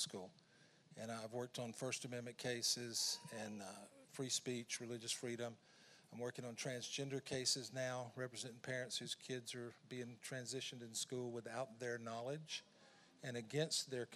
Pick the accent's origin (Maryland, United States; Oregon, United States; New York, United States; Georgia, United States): Georgia, United States; I'm from Georgia.